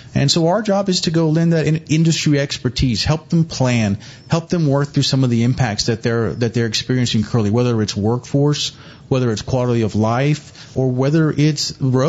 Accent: Kingsville, Texas, United States; moved away as an adult; also born or lived in Corpus Christi / Houston; now in San Antonio, United States; I was born and raised in South Texas in Kingsville. So being a native of South Texas

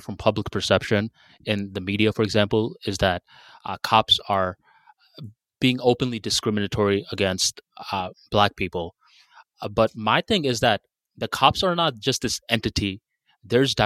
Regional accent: Bangladesh; now in United States; Where I'm from Bangladesh

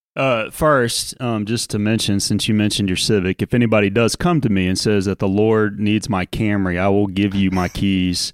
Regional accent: New Orleans, Louisiana, United States; growing up in South Louisiana in New Orleans

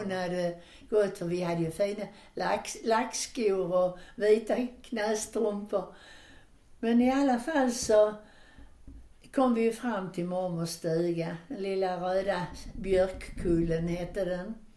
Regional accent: Landskrona, Skåne, Sweden; vi hade ju det bra med att bada och så hemma i Landskrona i Borstahusen

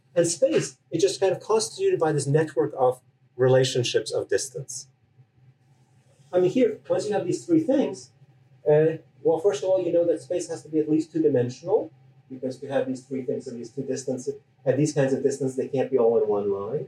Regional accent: Canada; I'm Canadian

